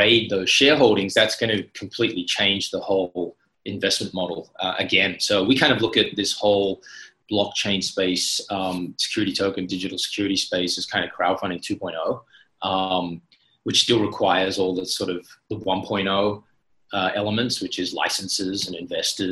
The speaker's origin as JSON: {"language": "English", "town": "Sydney", "region": "New South Wales", "country": "Australia", "tie": "born or raised there", "also_born_or_lived": "Shanghai, China / Beijing, China", "moved": "as an adult", "lives_now": "Singapore", "said": "I'm Australian, Sydney born and raised."}